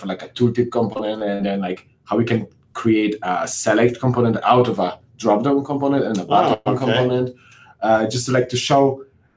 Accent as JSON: {"language": "English", "town": "Wrocław", "region": "Lower Silesian Voivodeship", "country": "Poland", "said": "I'm from Poland, Wrocław"}